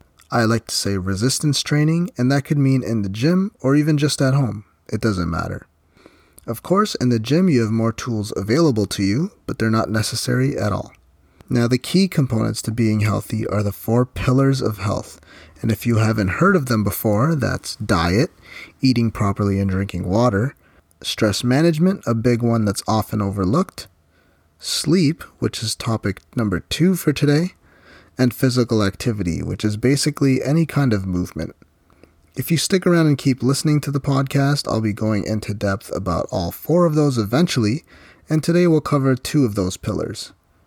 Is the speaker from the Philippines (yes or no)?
yes; Philippines; So me, I'm Filipino, I grew up eating Filipino food, and I still enjoy it to this day on occasion.